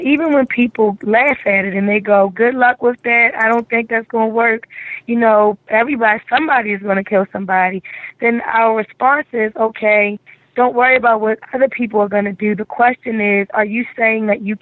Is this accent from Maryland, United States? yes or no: yes; Baltimore, Maryland, United States; East Baltimore, Bel Air and Erdman, where I grew up in Zone 16